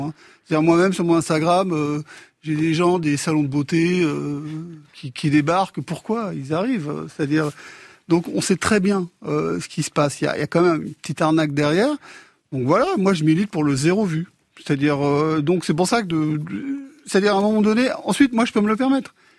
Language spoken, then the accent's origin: French; Afghanistan; je viens d'Afghanistan